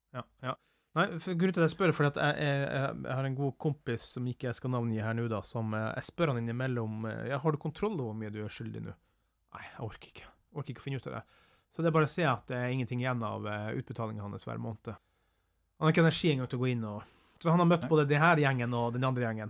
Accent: Northern Norway, Norway; som nordlending

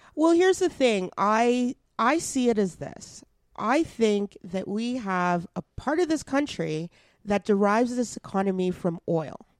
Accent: Edmonton, Alberta, Canada; Edmonton, my hometown

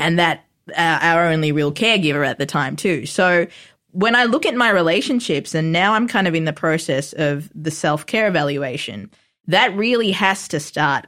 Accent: Melbourne, Victoria, Australia; born or raised there; also born or lived in Sri Lanka

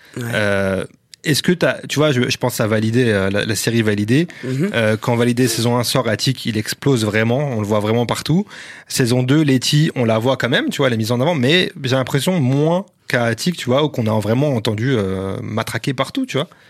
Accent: France; on est vraiment des Français

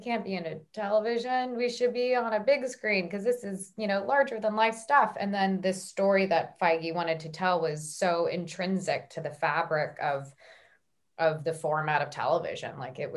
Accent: United States; accent: American; my American accent

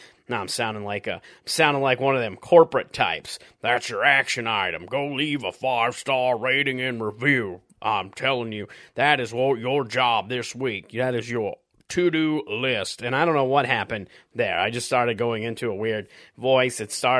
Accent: Huron, South Dakota, United States; now in Loveland, United States; I got to go back to my hometown of Huron, South Dakota.

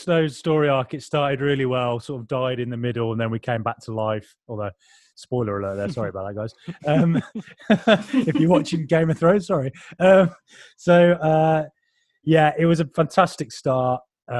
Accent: Ireland; So I've just repeated that mistake yet again, forgetting that I am Irish.

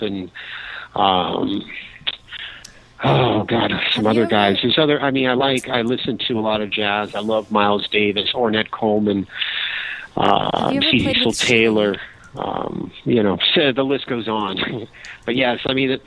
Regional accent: Cuba; I'm obviously from Cuba

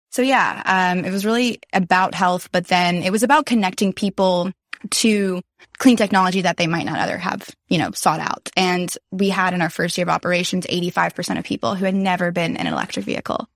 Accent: Nashville, Tennessee, United States; growing up in Nashville

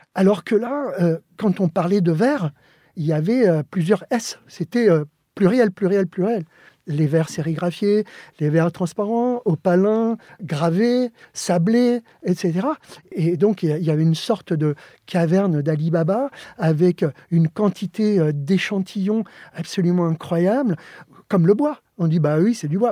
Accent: Joinville-le-Pont, Île-de-France, France; born or raised there; first language Spanish; French is a second language; also born or lived in Alicante, Spain

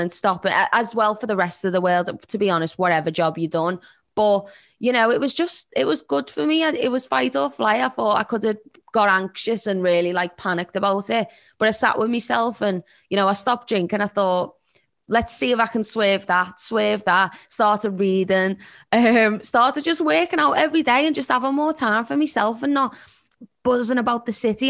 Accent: Liverpool, North West England, United Kingdom; accent: Scouse; I'm a Scouser from Liverpool

